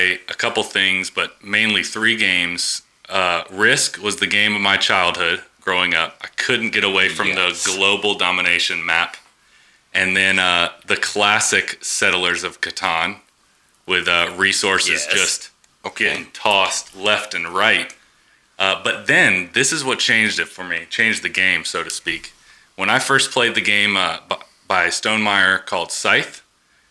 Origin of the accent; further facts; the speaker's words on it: South Carolina, United States; now in Atlanta, United States; I'm from South Carolina. Now I live in Atlanta